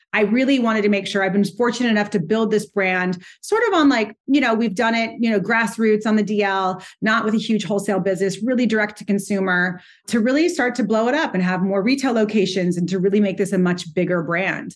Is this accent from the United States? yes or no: yes; Montecito, California, United States; now in New York City, United States; I grew up in Montecito